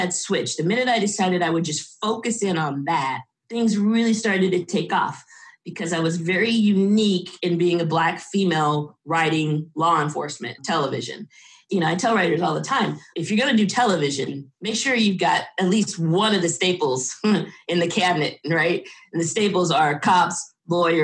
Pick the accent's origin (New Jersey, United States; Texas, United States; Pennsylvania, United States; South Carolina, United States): Texas, United States; Dallas; moved away as an adult; also born or lived in New York / Los Angeles; I was born in Dallas, Texas. Lived there until I went to New York University to study film and television